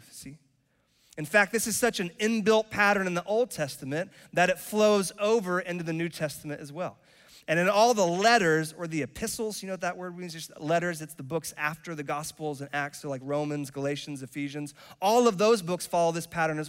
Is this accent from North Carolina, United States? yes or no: yes; Charlotte, North Carolina, United States; also born or lived in Cary, North Carolina; And I was raised in Charlotte. I am North Carolinian, like born and raised